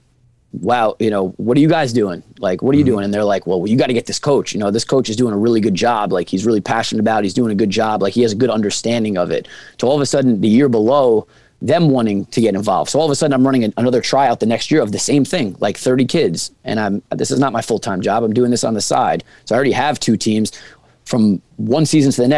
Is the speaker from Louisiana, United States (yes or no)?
no; Rockville Centre, New York, United States; I'm from Long Island. I know the basketball landscape of Long Island because I'm born and raised here